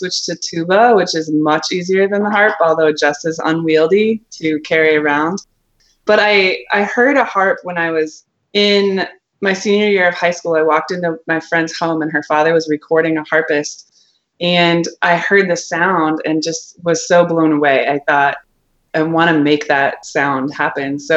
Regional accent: Wisconsin, United States; moved away; also born or lived in Blue Ridge Mountains; I'm from Wisconsin, farm country, so really the northern part of the United States

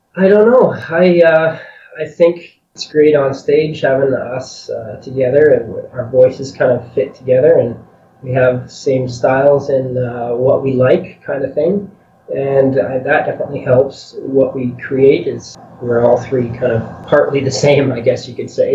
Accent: a little town west of Edmonton, Alberta, Canada; we live west of Edmonton, but we work in the city often

